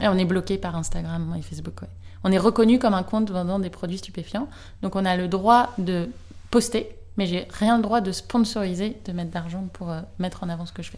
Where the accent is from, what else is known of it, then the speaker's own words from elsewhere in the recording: near Rennes, Brittany, France; now in Nantes, France; j'habite à Nantes, j'ai grandi à côté de Rennes, dans une petite ville